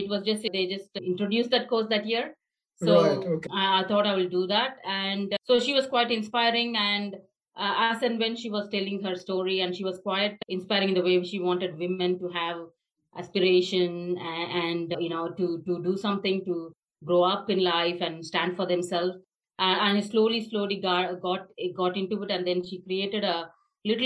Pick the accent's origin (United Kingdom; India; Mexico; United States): India; Chennai, Tamil Nadu; moved away as an adult; now in Australia; I come from Chennai, South India.